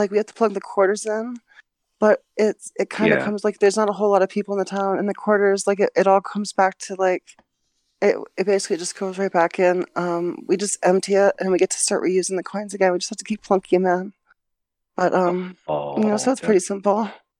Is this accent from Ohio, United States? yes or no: yes; Cincinnati, Ohio, United States; I'm actually from Cincinnati. It's a different life living up here.